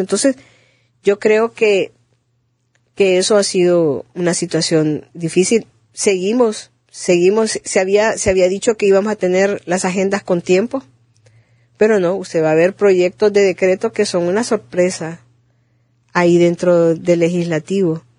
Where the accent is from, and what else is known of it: Honduras